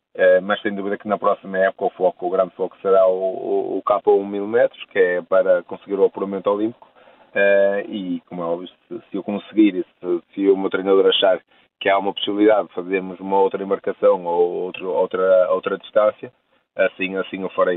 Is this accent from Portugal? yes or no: yes; Portugal; eu sendo eu português